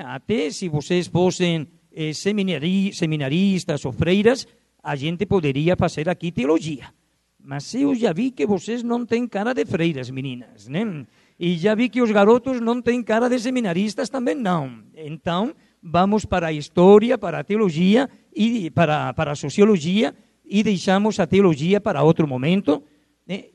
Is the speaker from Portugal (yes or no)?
no; Spain; accent: Spanish; Portuguese is a second language; moved away as an adult; now in Brazil; meu sotaque é espanhol eu não perco o sotaque. Eu levo aqui no Brasil já, agora no mês de outubro, vou completar 36 anos no Brasil